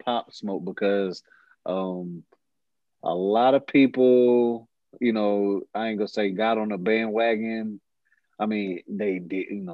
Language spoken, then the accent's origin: English; Fayetteville, North Carolina, United States; I'm from Fayetteville